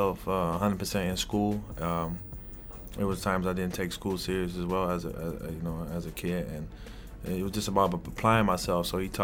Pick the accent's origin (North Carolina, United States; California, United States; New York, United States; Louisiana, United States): California, United States; Los Angeles; born or raised there; moved away as an adult; also born or lived in Amsterdam, Netherlands / the South, United States